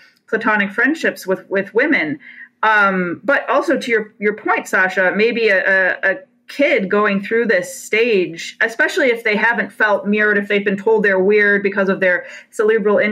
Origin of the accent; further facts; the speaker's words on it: Detroit, Michigan, United States; I come from a Rust Belt. I'm from Detroit.